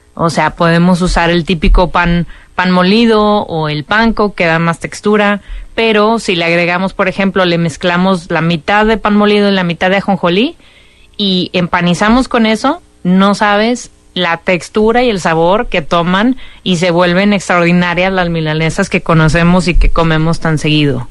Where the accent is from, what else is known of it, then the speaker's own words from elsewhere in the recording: Monterrey, Nuevo León, Mexico; siendo regia